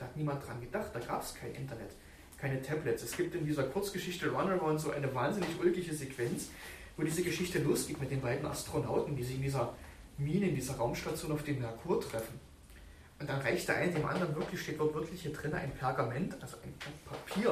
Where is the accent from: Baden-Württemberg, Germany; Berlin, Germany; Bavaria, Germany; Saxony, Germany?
Berlin, Germany; accent: Berlin; Ich habe manchmal so einen berlinerischen Akzent drauf. Und ich komme ja auch aus Deutschland